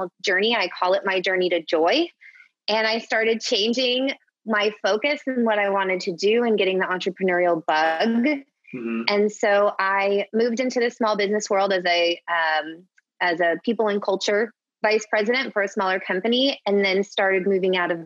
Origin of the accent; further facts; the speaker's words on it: Orlando, Florida, United States; moved away as an adult; now in Phoenix, United States; So we moved to Phoenix 7 years ago. And prior to that, I'm from Orlando, Florida